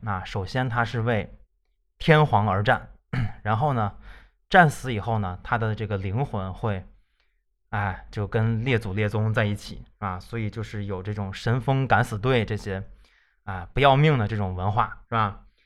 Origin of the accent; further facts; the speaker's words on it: northern China, China; 我们北方人